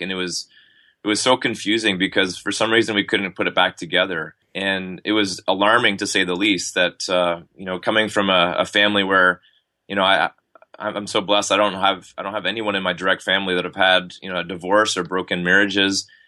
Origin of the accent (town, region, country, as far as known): Ottawa, Ontario, Canada; born or raised there; moved away as an adult; also born or lived in Texas; now in Montreal, Canada